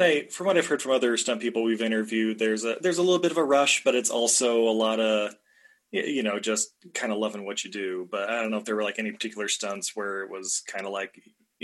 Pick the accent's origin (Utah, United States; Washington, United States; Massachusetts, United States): Utah, United States; growing up in Utah myself